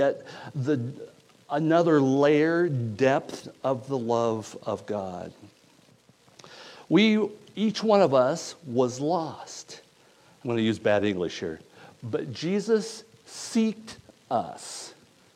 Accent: United States; I'm from Stevens County

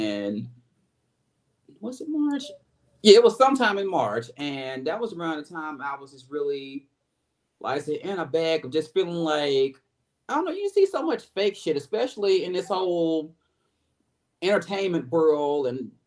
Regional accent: Memphis, Tennessee, United States; now in Atlanta, United States; I am born and raised in Memphis, Tennessee

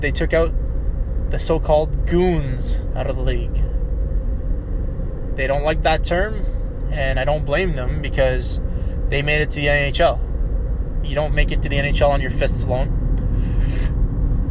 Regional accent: Cornwall, Ontario, Canada; Cornwall, my hometown

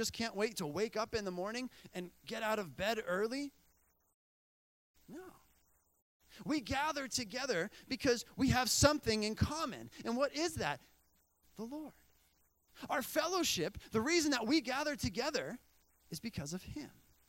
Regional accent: Bolivia; You know, I remember growing up in Bolivia

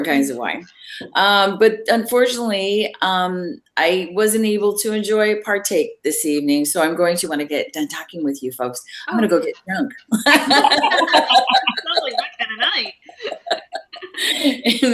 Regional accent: Oregon, United States; I'm an Oregonian from Oregon

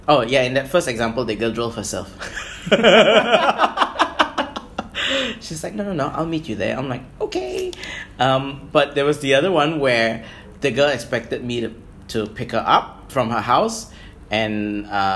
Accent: Brunei; we're from Brunei

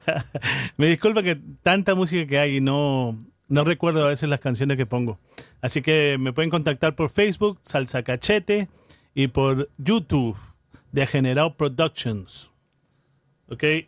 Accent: Callao, Peru; now in New York, United States; Yo soy peruano, soy del Chimpún Callao

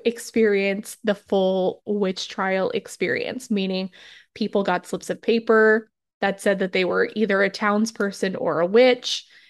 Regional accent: New Hampshire, United States; moved away; I grew up in New Hampshire

